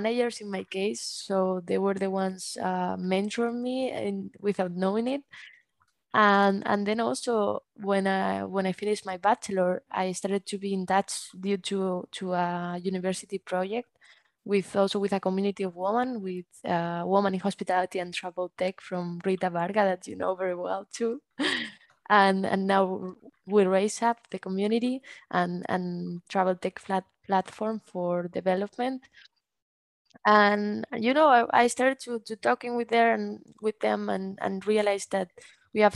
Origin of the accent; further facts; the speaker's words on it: Bilbao, Basque Country, Spain; also born or lived in Barcelona; decided to come back here to Bilbao to finish my bachelor from home